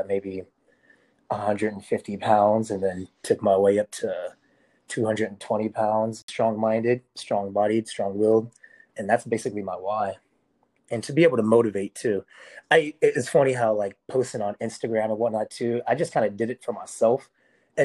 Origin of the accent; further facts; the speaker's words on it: Las Vegas, Nevada, United States; I'm from Las Vegas